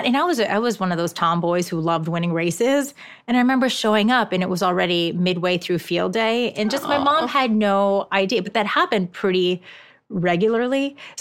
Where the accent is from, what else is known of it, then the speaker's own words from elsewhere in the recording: Japan; first language ja; English is a second language; there's a lot of required parent education in Japan, which Japanese is my first language, so this wasn't much of an issue.